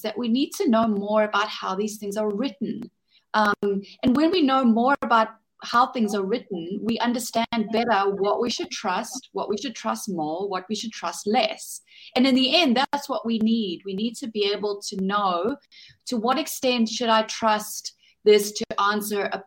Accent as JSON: {"language": "English", "country": "South Africa", "said": "from my home country in South Africa"}